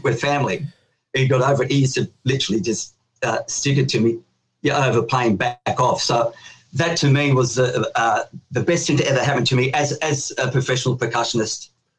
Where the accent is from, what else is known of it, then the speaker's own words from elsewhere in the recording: Sydney, New South Wales, Australia; I was born in Australia. It was the first, like, new Australian family in Newtown. Newtown was a pretty rough and tumble place back then in Sydney.